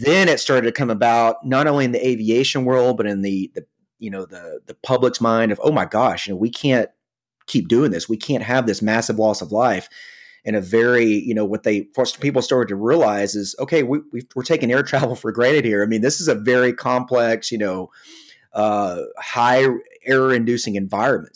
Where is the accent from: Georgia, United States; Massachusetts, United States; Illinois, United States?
Georgia, United States; Atlanta; I come from the Atlanta, Georgia area. Uh, was born and raised here